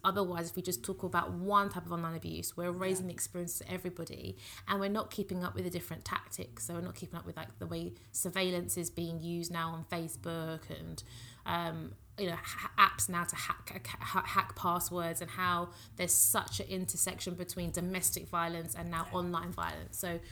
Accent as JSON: {"language": "English", "country": "United Kingdom", "said": "I am British Nigerian"}